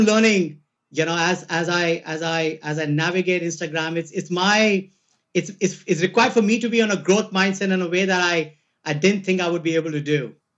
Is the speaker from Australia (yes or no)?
no; India; moved away; I'm Indian